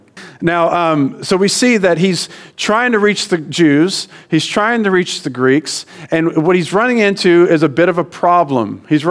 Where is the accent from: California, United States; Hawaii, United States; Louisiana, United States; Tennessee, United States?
Louisiana, United States; now in Hong Kong; I'm from Louisiana